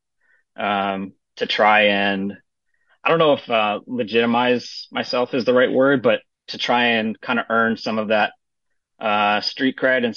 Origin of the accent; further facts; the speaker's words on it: Stockton, California, United States; moved away as an adult; also born or lived in Mid-Atlantic (East Coast); now in Mount Juliet, Tennessee, United States; I grew up in Northern California in a town called Stockton